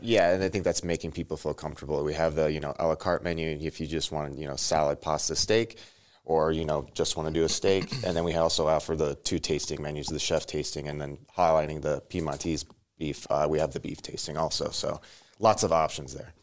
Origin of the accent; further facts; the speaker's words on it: Omaha, Nebraska, United States; moved away as an adult; also born or lived in Chicago / Las Vegas; now in Lincoln, United States; originally from Omaha